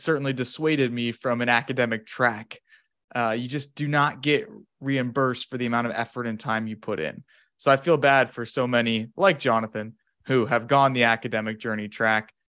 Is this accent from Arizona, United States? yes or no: yes; Phoenix, Arizona, United States; moved away as an adult; now in Madison, United States; I'm originally from Phoenix, Arizona, in the States